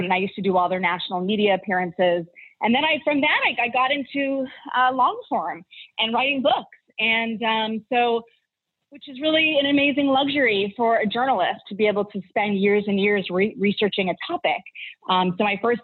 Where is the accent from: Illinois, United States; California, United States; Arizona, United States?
Arizona, United States; I grew up in Arizona